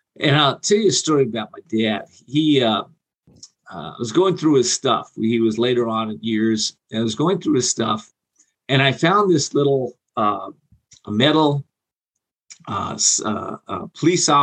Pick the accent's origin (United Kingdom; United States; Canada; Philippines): United States; Whittier, California; Whittier, California is where I grew up. For about 21 years, a little suburb of Los Angeles.